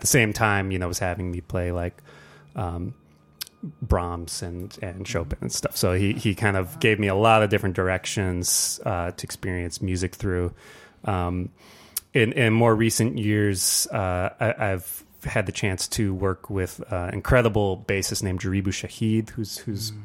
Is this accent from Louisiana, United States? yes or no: no; Ann Arbor, Michigan, United States; now in Detroit, United States; I grew up actually here in Ann Arbor